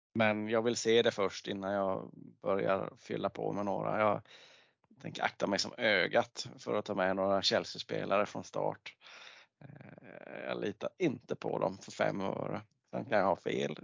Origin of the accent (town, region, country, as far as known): Småland, Sweden; accent: Småländska